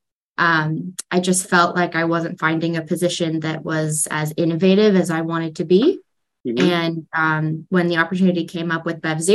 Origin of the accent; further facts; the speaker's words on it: Sonoma County, California, United States; also born or lived in Ithaca, New York; born and raised in Sonoma County